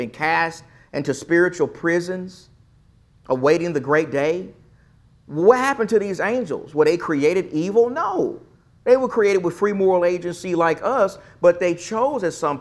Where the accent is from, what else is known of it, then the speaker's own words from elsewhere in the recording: East Texas, United States; I'm from East Texas. I'm country